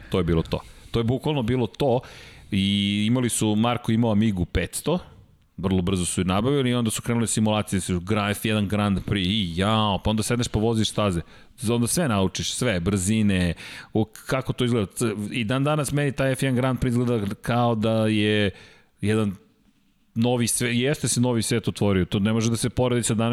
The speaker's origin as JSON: {"language": "Croatian", "region": "Belgrade", "country": "Serbia", "tie": "born or raised there", "said": "Ja sam odrastao inače u Zemunu"}